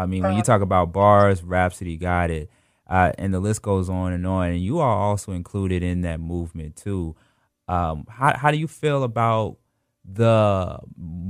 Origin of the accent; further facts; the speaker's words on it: Atlanta, Georgia, United States; I'm from Atlanta